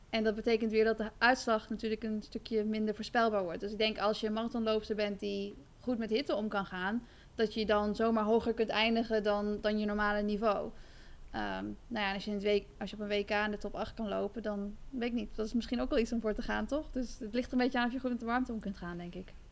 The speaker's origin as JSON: {"language": "Dutch", "country": "Netherlands", "said": "En als Nederlandse, nou ja, dan kun je daar misschien voor een medaille gaan lopen."}